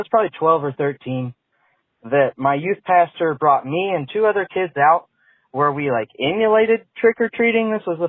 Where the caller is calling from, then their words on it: Kansas City, United States; I'm a first time caller. I'm from Kansas City.